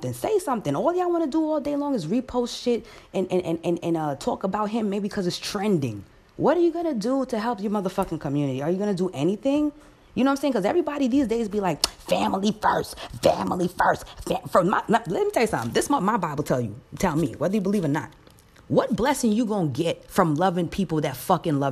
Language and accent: English; New York City, New York, United States; I was born here in America, in Queens, in Jamaica